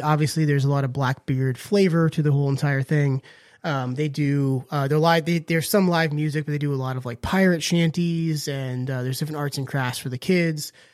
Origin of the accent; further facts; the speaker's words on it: Northern Virginia, United States; now in Outer Banks, United States; I grew up in Northern Virginia, and there is a town called Clifton